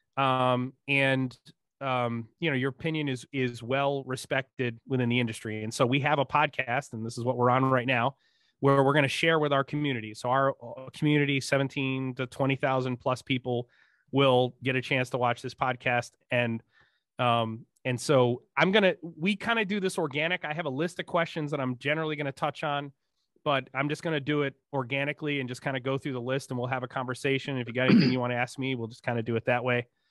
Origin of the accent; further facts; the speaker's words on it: Northeast, United States; I grew up in the Northeast in the nineteen eighties